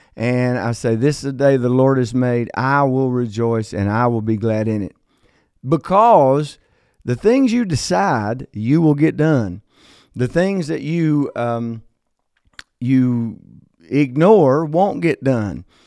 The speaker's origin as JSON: {"language": "English", "town": "Logan", "region": "West Virginia", "country": "United States", "tie": "born or raised there", "said": "I was born in a small coal town in southern West Virginia called Logan, West Virginia"}